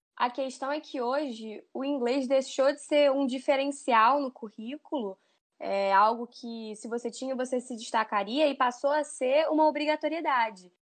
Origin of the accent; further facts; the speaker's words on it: Brazil; nós brasileiros é, podemos eventualmente falar o inglês como segunda língua